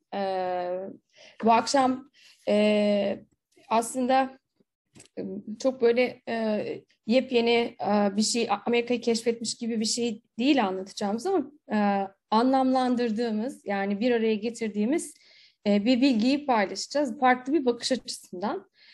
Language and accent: Turkish; İzmir, Turkey